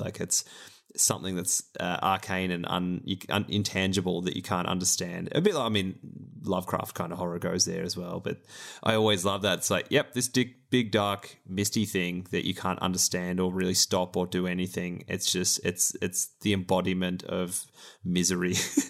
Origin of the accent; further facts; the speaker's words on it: Australia; I love that Magda is the name here, being that one of our famous Australians is Magda Shevansky